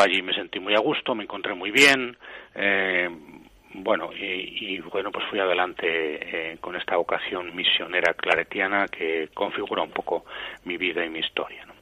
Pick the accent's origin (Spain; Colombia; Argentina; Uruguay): Spain; Aranda de Duero, Castile and León; also born or lived in Segovia; yo nací en Segovia, pero eh, con nueve o diez años mis padres, cuando yo tenía nueve o diez años, mis padres fueron a vivir a Aranda de Duero